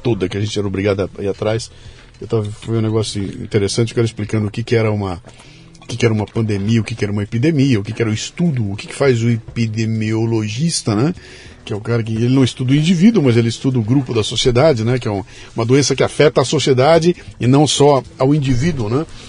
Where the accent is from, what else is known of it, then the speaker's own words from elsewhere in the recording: Bauru, São Paulo, Brazil; quando eu era moleque em Bauru